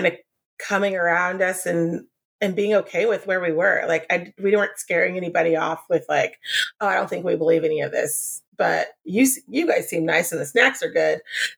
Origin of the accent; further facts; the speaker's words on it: San Diego, California, United States; also born or lived in Oklahoma; Grew up Southern Baptist, but I was born here in San Diego, lived here my whole life for the most part, went to Oklahoma for a while